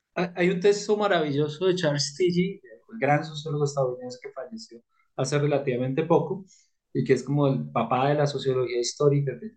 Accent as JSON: {"language": "Spanish", "country": "Colombia", "said": "como colombiano"}